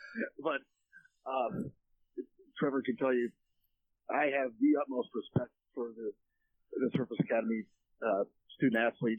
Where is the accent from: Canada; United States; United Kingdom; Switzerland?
Canada; I'm Canadian